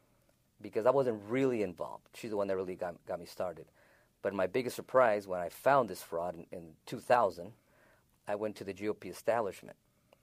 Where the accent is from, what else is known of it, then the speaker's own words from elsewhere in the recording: California, United States; moved away as an adult; now in San Luis, United States; I live in San Luis, Arizona. I moved to San Luis, Arizona in 1986. I'm originally from California, Southern California.